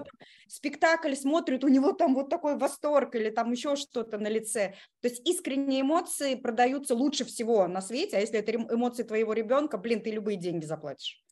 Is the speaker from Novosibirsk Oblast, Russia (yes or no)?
no; Kazan, Tatarstan, Russia; moved away as an adult; now in Moscow, Russia; я из Казани. Я такая наполовину татарка да, из наших. Вот. А, последние 16 лет я живу в Москве